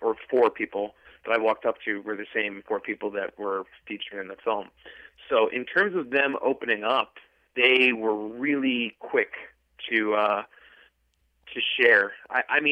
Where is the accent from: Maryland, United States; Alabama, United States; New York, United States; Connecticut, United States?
New York, United States; Long Island; I grew up in Long Island